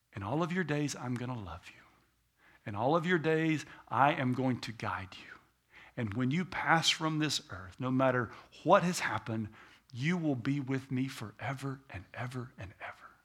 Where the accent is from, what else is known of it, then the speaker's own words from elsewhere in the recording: United States; I'm an American